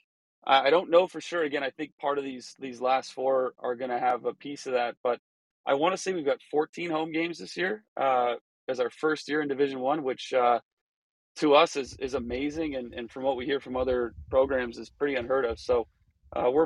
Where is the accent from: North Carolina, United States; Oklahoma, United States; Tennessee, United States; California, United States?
California, United States; San Diego; I was born and raised in San Diego, grew up playing here until I was 18.